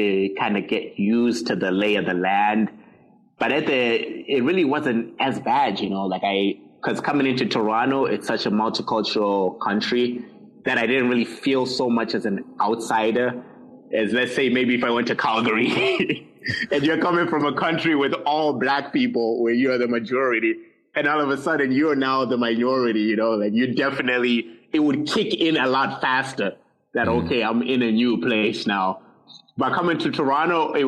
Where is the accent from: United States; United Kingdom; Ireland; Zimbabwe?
Zimbabwe; English is a second language; now in Canada